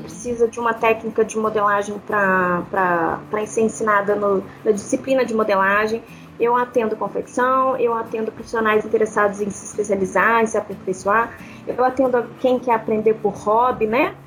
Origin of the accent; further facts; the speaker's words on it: Belo Horizonte, Minas Gerais, Brazil; Sou de Belo Horizonte, né? Mineira